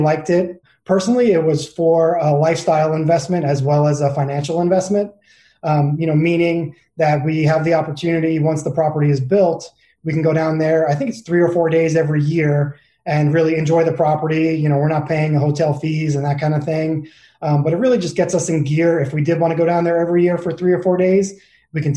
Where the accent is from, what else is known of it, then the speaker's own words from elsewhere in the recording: New York, United States; moved away as an adult; also born or lived in Arizona / San Diego; now in Phoenix, United States; I grew up in New York. I came out to Arizona for college